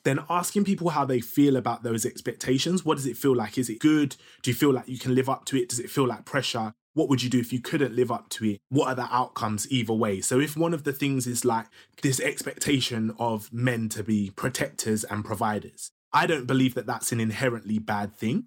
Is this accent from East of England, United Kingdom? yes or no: no; Ilford, London, United Kingdom; I was growing up in Ilford, do you know what I mean? Which is like fake East London, fake Essex.